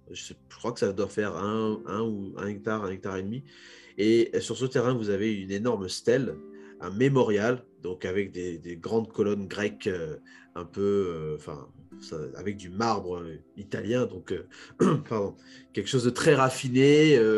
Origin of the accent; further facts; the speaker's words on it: DR Congo; en tant que Congolais, on peut se projeter